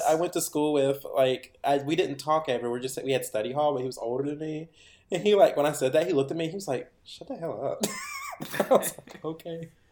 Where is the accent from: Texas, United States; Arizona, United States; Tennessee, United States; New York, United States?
Tennessee, United States; Henderson; my hometown still had a theater that people could go to, and it wasn't just owned by the university